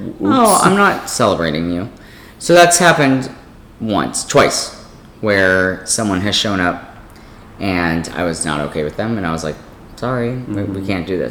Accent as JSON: {"language": "English", "town": "Beverly Hills", "region": "California", "country": "United States", "tie": "born or raised there", "also_born_or_lived": "Mexico City, Mexico / Orange County, California", "said": "We moved to Beverly Hills when I was young"}